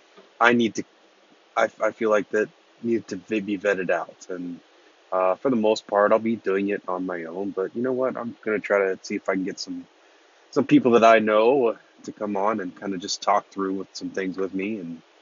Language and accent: English; Lancaster, Ohio, United States; moved away as an adult; now in Newark, United States; I'm from Lancaster, Ohio, and about 12 years ago, I moved to Newark, Ohio